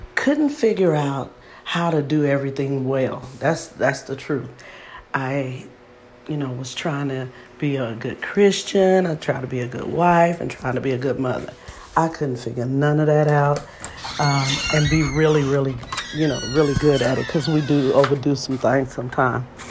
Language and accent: English; Texas, United States; I'm from Texas